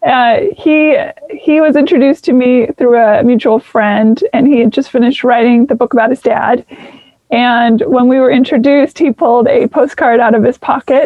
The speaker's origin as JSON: {"language": "English", "town": "Seattle", "region": "Washington", "country": "United States", "tie": "born or raised there", "also_born_or_lived": "Nashville", "moved": "as an adult", "lives_now": "Los Angeles, United States", "said": "I lived in Nashville for 13 years. And before that, I grew up in Seattle for the most part."}